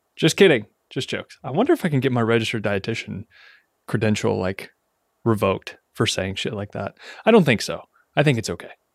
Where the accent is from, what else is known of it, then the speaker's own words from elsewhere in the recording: Ashland, Kentucky, United States; moved away as an adult; I am now back in my hometown of Ashland, Kentucky, living with my parents